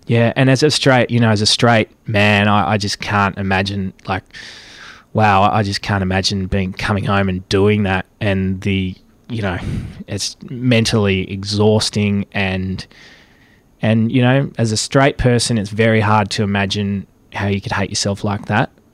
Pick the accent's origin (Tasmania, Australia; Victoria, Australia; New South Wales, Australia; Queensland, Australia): Victoria, Australia; Caston; moved away as an adult; also born or lived in Melbourne; I grew up in Caston, some four hundred kilometres from Melbourne